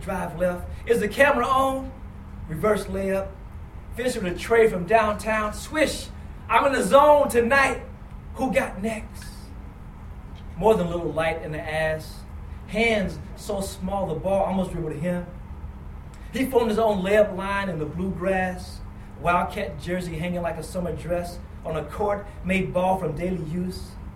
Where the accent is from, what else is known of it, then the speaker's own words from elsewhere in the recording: Kentucky, United States; I'm from Kentucky